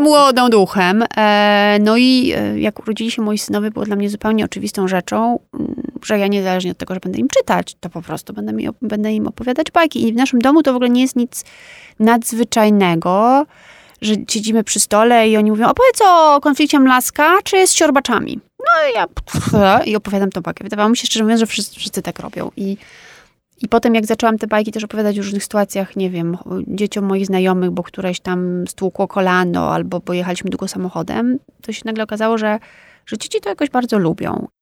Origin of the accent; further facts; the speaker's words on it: Warsaw, Masovian Voivodeship, Poland; also born or lived in Wisła, Cieszyn Silesia; urodziłam się i mieszkałam w Warszawie